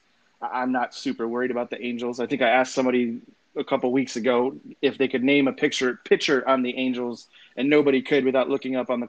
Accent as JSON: {"language": "English", "town": "Cleveland", "region": "Ohio", "country": "United States", "moved": "yes", "said": "I'm from Cleveland. don't live there anymore, don't ever want"}